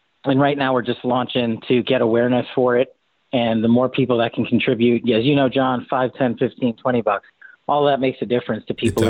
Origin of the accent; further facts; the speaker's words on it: New York, United States; born and raised as a New Yorker, this one strikes at home.